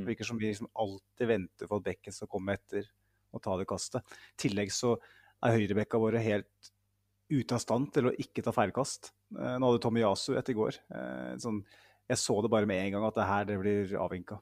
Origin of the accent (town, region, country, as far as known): Norway